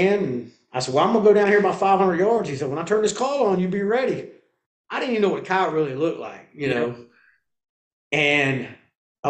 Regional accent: North Carolina, United States; I grew up here in North Carolina

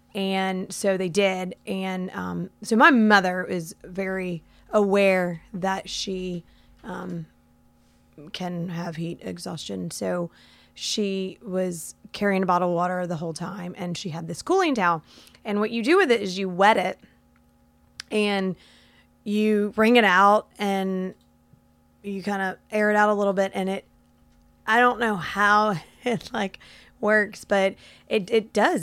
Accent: Florida, United States; I've lived in Florida my entire life

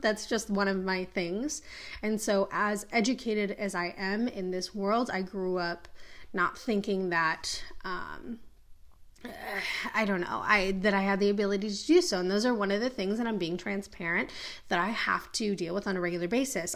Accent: Minneapolis, Minnesota, United States; I am from Minneapolis

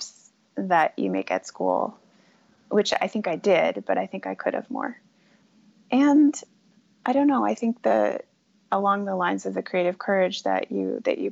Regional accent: United States; as an American, as a woman

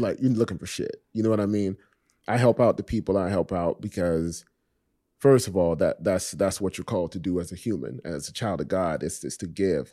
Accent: Miami, Florida, United States; also born or lived in Richmond Heights, Miami; I was born and raised in Coconut Grove, and then we moved to the Heights, to, to Richmond Heights

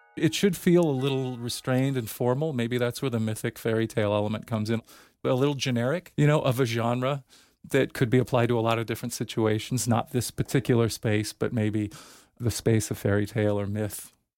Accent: San Francisco, California, United States; moved away; I'm from San Francisco. I lived there for many years

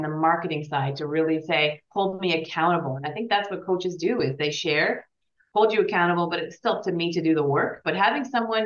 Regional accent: Canada; also born or lived in Switzerland; we're both Canadian

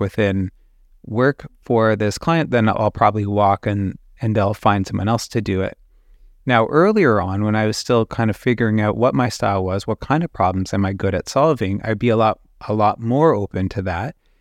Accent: Canada; I'm a Canadian illustrator

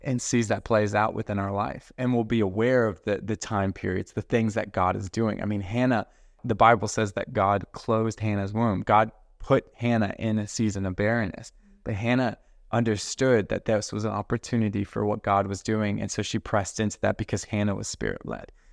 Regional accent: Colorado, United States; I'm from Colorado

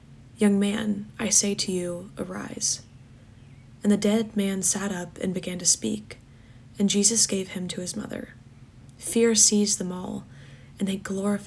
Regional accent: Atlanta, Georgia, United States; I'm a senior from Atlanta, Georgia

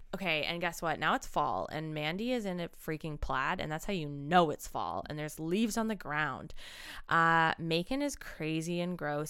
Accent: Ancaster, Ontario, Canada; moved away; in my hometown of Ancaster

